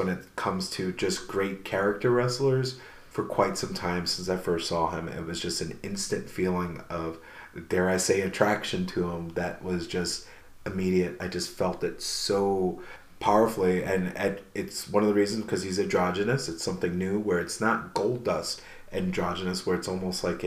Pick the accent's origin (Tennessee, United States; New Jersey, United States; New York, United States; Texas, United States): New York, United States; moved away; I'm originally from New York